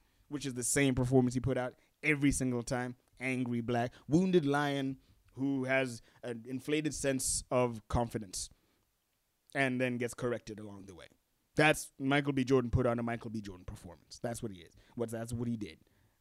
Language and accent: English; Gaborone, South-East District, Botswana; I am from Botswana. That I was born here in Gaborone, and I currently live here in Gaborone, Botswana.